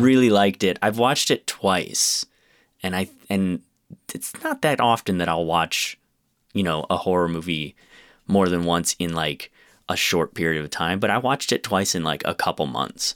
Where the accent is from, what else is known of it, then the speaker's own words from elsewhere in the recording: Rochester, United States; my hometown, Rochester